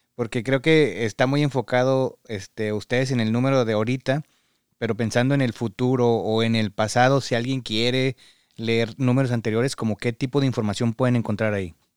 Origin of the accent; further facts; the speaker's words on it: Mexico; moved away as an adult; now in Michigan, United States; Todos venimos de México